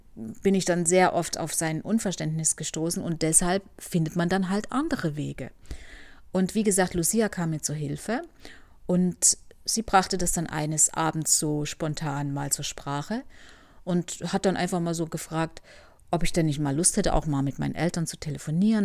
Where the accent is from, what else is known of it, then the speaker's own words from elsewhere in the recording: Germany; moved away as an adult; ich als äh, Deutsche, ja oder ehemalige Deutsche und mein Sohn wieder zurückkommen können